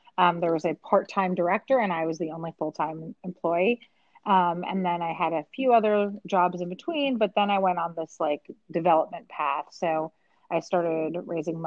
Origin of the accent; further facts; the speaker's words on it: New York City, New York, United States; also born or lived in Mexico; I grew up in Midtown Manhattan